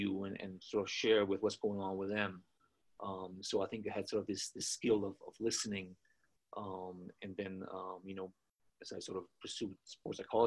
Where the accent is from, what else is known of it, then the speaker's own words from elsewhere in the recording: Austria; moved away as an adult; also born or lived in Boston, United States; now in Colorado, United States; I was born in Austria, grew up there, got my undergraduate degree there in sports science